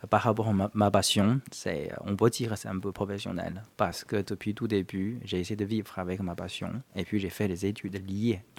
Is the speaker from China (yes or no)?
yes; China; now in France; J'ai quitté la Chine et puis je suis venu en France.